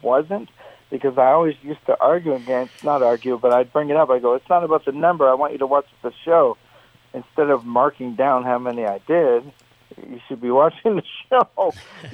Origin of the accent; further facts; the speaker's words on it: Canada; in Canada, politically, we also, we're big on American politics as well as Canadian